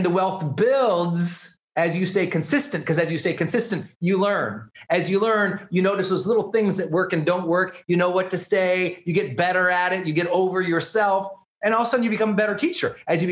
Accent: Montana, United States; I'm from Montana. For those who don't know, I grew up in a super small town.

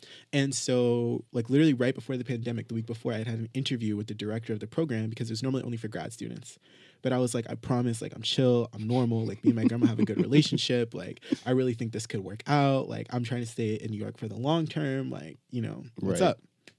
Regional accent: Jamaica; no matter where we are in the world, like, we're still Jamaican and there's a part of us that wants to go back to the island?

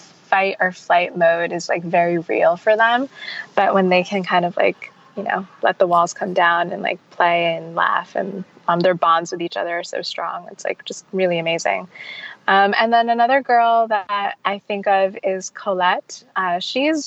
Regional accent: United States; we're American

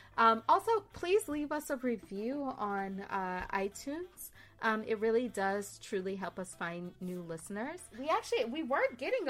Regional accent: California, United States; They're all avocado-based, which I appreciate as a Californian.

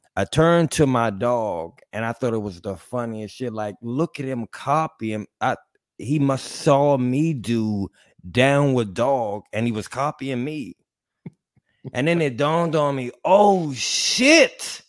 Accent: Mexico City, Mexico; I'm from Mexico City

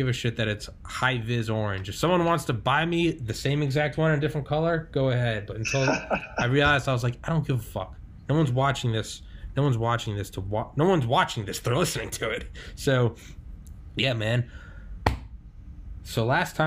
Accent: New England, United States; also born or lived in Maine; I talked fast because I'm from New England and people just talk faster in the North

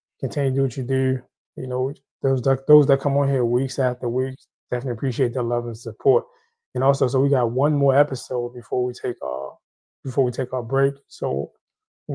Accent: Haiti; I'm Haitian. I'm from Haiti.

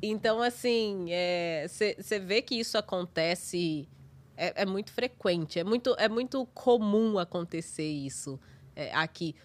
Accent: Brazil; moved away as an adult; now in New York, United States; eu sou brasileira

